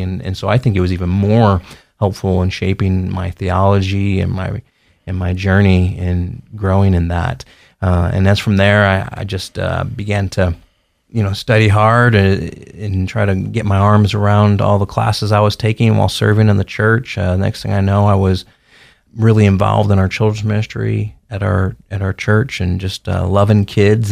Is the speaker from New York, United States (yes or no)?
no; St. Louis, Missouri, United States; now in Caldwell, United States; I grew up in Saint Louis, Missouri